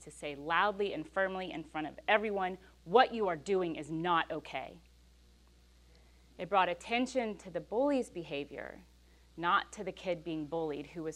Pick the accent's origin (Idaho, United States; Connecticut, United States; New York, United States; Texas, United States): Texas, United States; West University Place; I grew up in West U